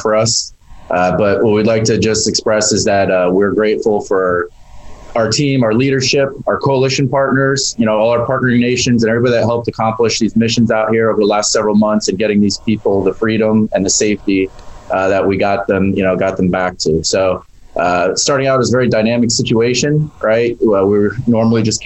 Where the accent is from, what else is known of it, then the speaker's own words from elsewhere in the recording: New Jersey, United States; I hail from New Jersey here